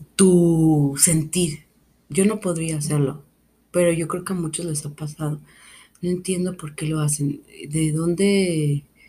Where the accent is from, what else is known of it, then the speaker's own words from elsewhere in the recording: Mexico; vivo en una cultura que nace con la muerte, porque soy mexicana